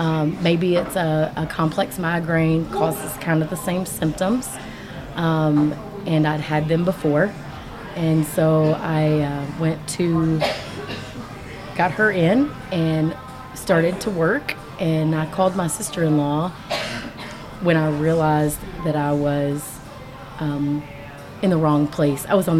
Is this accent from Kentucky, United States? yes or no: yes; Kentucky, United States; Originally Southwest Kentucky.